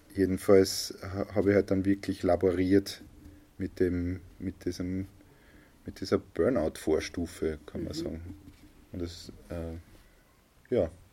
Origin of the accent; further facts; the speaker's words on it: a village in Lower Austria, Austria; hier im Ort, mhm. da in einem Dorf in Niederösterreich